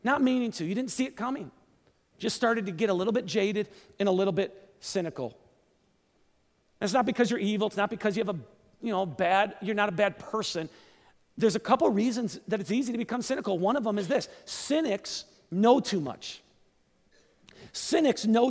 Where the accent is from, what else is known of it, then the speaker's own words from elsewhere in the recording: Kenosha, Wisconsin, United States; also born or lived in Seattle; moved back to my hometown to start a church in my hometown. Great Lakes Church